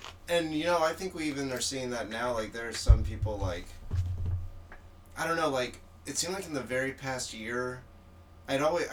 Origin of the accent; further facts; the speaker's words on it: Florida, United States; I'm from Florida